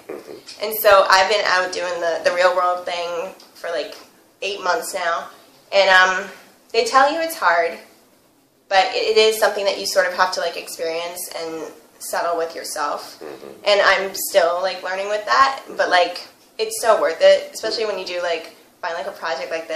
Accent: Mansfield, Massachusetts, United States; moved away as an adult; now in New York, United States; I'm from Mansfield, Massachusetts.

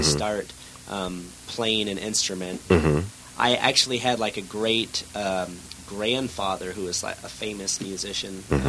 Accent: Maine, United States; moved away as an adult; also born or lived in Boston; Yes, I was born in Boston, and I grew up in Maine. So East Coast till I was 18.

